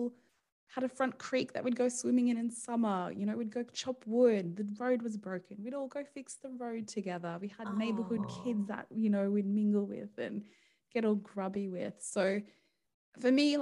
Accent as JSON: {"language": "English", "country": "Australia", "moved": "as an adult", "said": "we're Australian"}